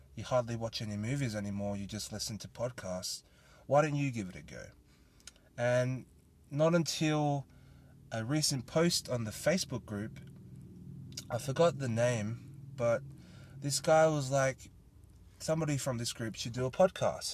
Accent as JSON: {"language": "English", "country": "Australia", "tie": "born or raised there", "said": "I am a Thai Australian, born and raised in Australia"}